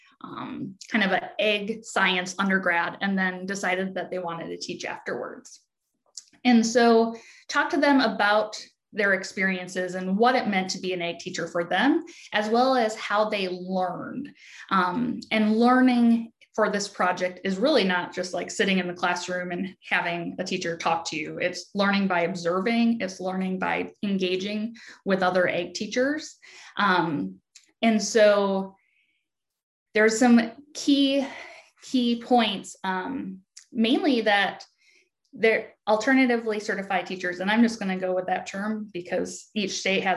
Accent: Wisconsin, United States; accent: Midwest; moved away as an adult; also born or lived in Oregon; now in Virginia, United States; And I hail from Wisconsin, so you'll hear my Midwest accent come across loud and clear.

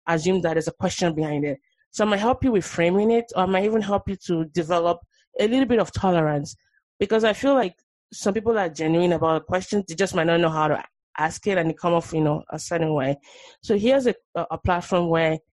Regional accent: Nigeria; moved away as an adult; now in United States; I'm Nigerian born. I was born in Nigeria. I moved here 11 years ago

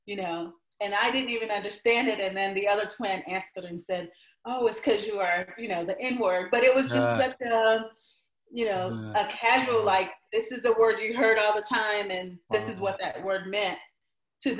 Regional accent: Clayton, North Carolina, United States; moved away as an adult; also born or lived in Washington, D.C.; I was born in Washington, D.C., spent my time between living in D.C. some with my grandparents, but primarily in a small rural town in Johnston County, North Carolina, called Clayton

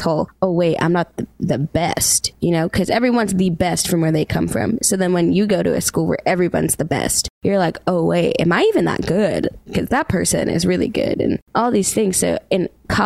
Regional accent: Stoughton, Massachusetts, United States; moved away as an adult; also born or lived in Boston, Massachusetts; now in Nashville, United States; I'm a singer-songwriter, born and raised in Boston, Massachusetts, but I grew up in Stoughton, Massachusetts.

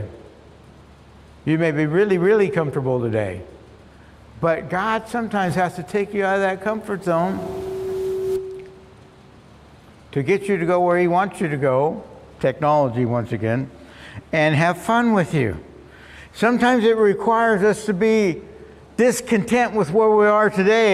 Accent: Long Beach, California, United States; I grew up in Long Beach, and I delivered the Long Beach Independent Press Telegram for about 4 years.

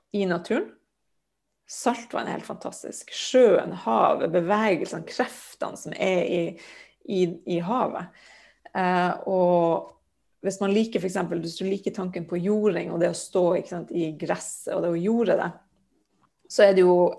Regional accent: Sørøya, Finnmark, Norway; jeg er jo fra Finnmark, da, fra Sørøya som ligger sørvel på Sørøya, som ligger rett utenfor Hammerfest.

